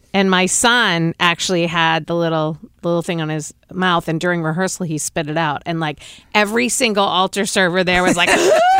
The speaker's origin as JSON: {"language": "English", "region": "East Coast", "country": "United States", "said": "Now, I'm from the East Coast. The prostitutes in the East Coast and the prostitutes out here are very different."}